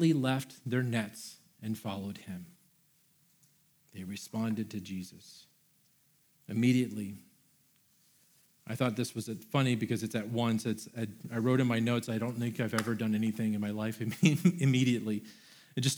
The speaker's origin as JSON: {"language": "English", "region": "Florida", "country": "United States", "said": "I am from Florida. I had never seen snow before"}